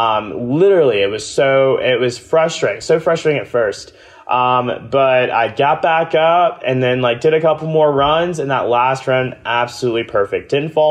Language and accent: English; Augusta, Georgia, United States; I'm from Georgia, like deep South Georgia, Augusta, Georgia, home of the Masters, not home of the mountains.